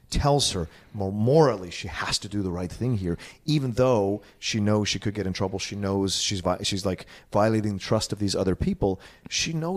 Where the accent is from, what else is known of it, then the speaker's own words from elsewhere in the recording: East Coast, United States; growing up on the East Coast